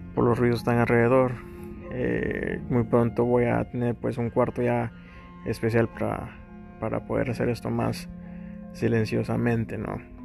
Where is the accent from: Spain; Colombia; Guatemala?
Guatemala; Chiquimula; moved away; mi país natal, Guatemala, a mi ciudad, Chiquimula